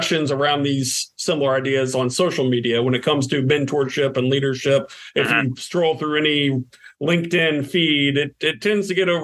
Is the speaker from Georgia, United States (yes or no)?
yes; Atlanta, Georgia, United States; I'm from Atlanta